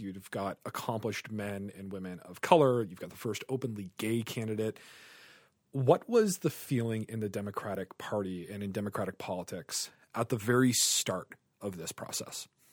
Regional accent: Canada; as a Canadian

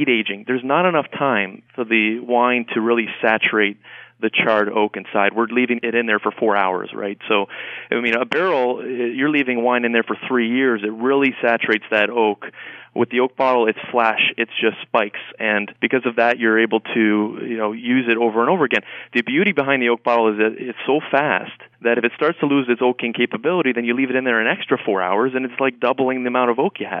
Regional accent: Canada; moved away; I'm from Canada originally

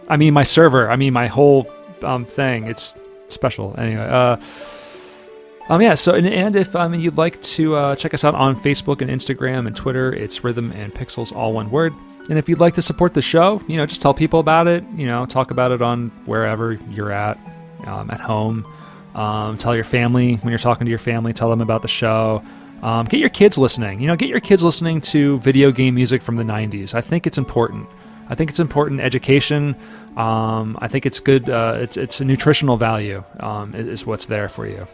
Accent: Wilmington, Delaware, United States; we're from Wilmington

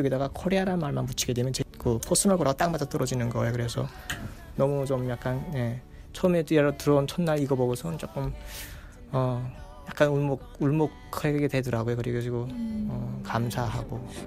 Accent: North Korea; now in United States; 나는 내가 북한에서 왔다는 소리 안 했거든요

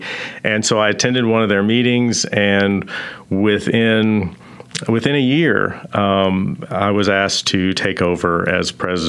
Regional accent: Bedford, Texas, United States; also born or lived in Kuwait / Russia / Italy / Mexico; I grew up in Bedford, not too far from here

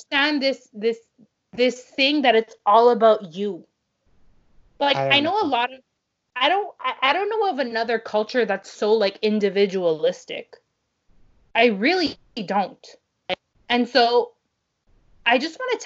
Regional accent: Canada; now in Montreal, Canada; as a Canadian

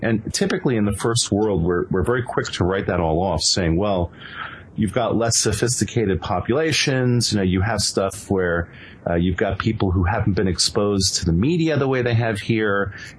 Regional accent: Venezuela; I actually spent a number of years growing up in Venezuela

